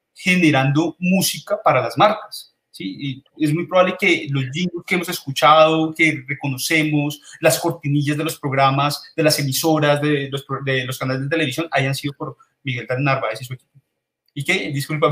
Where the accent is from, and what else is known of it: Colombia